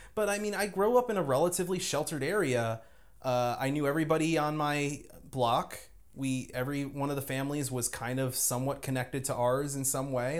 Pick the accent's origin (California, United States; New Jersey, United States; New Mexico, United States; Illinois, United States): New Jersey, United States; Lyndhurst; moved away; I grew up in Jersey, uh, like, literally, uh, within spitting distance of Manhattan